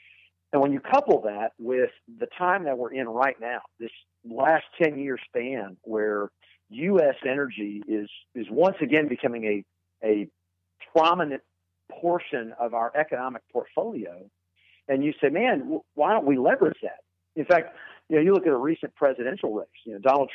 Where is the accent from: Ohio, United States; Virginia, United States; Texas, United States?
Texas, United States; Irving; I grew up in Texas, in fact, in the Irving area, which is just outside of Dallas.